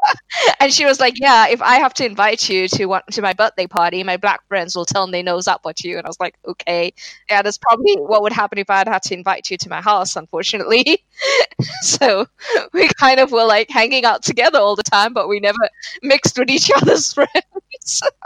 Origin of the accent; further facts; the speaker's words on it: South Africa; moved away; also born or lived in Turkey / United Kingdom; since I left South Africa